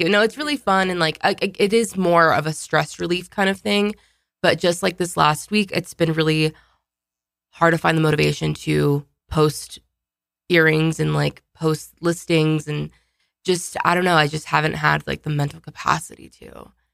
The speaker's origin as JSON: {"language": "English", "town": "Pueblo", "region": "Colorado", "country": "United States", "tie": "born or raised there", "said": "I grew up in Southern Colorado"}